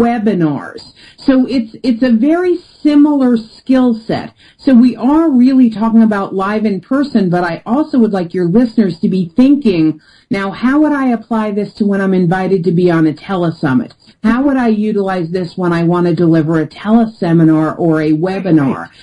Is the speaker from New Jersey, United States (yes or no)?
no; New York, United States; I'm from New York and I'm direct.